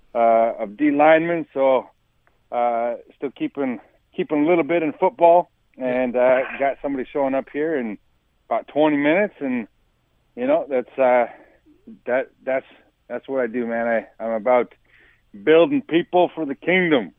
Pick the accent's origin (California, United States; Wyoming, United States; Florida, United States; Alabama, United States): Wyoming, United States; growing up in Wyoming